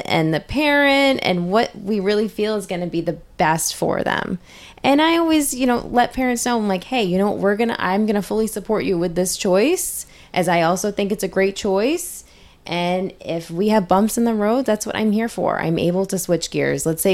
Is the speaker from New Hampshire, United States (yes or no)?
yes; New Hampshire, United States; moved away; I'm originally from New Hampshire